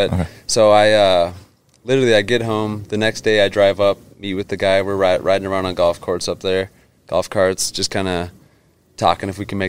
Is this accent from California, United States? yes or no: no; Minnesota, United States; growing up in Minnesota